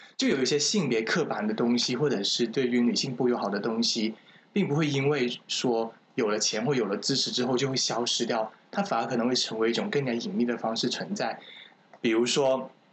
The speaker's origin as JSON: {"language": "Chinese", "region": "Guangdong", "country": "China", "tie": "born or raised there", "said": "我老家是潮汕的"}